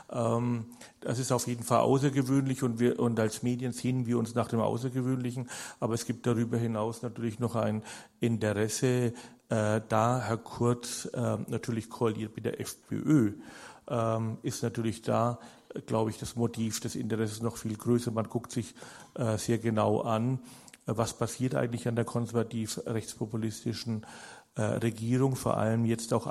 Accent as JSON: {"language": "German", "country": "Germany", "said": "Ich bin kein Österreicher und kann das sozusagen, ich sehe es aus einer anderen Warte, sie ist aus der Warte eines deutschen Beobachters."}